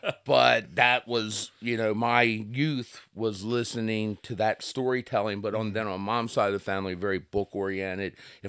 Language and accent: English; Kent Island, Maryland, United States; So I'm from the Kent Island, Kent Narrows